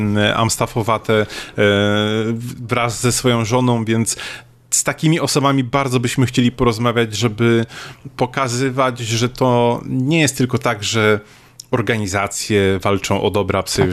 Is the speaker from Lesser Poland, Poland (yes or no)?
no; Szczecin, West Pomeranian Voivodeship, Poland; ja jestem ze Szczecina